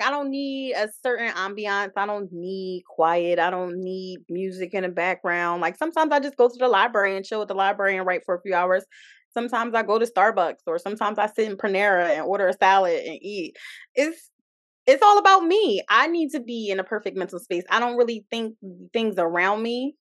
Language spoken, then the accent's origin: English; Philadelphia, Pennsylvania, United States; also born or lived in DMV (Washington D.C. area); now in Washington D.C. area, United States; I'm from Philly, but I live in the DMV